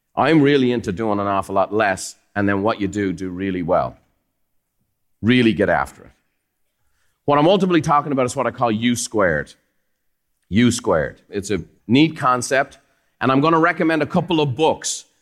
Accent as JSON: {"language": "English", "country": "Ireland", "tie": "born or raised there", "moved": "yes", "lives_now": "United States", "said": "Growing up in Ireland is fantastic. I love where I come from."}